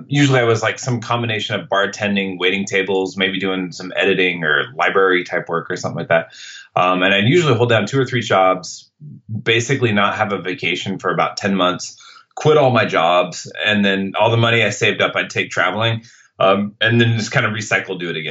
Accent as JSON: {"language": "English", "town": "Seattle", "region": "Washington", "country": "United States", "tie": "born or raised there", "said": "I grew up in Seattle"}